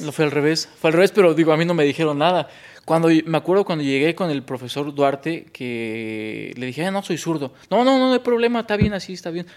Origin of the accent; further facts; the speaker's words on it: San Mateo Atenco, State of Mexico, Mexico; yo soy de originario San Mateo Atenco